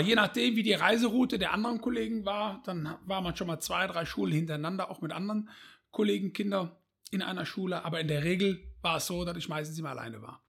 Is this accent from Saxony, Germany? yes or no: no; Bonn, North Rhine-Westphalia, Germany; aufgewachsen in Bonn